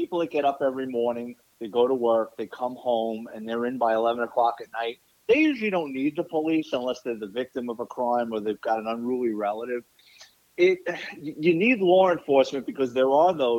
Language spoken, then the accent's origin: English; New York City, New York, United States; moved away as an adult; now in Florida, United States; I'm a Bronx kid. I grew up in New York City area. I lived there for 40-something years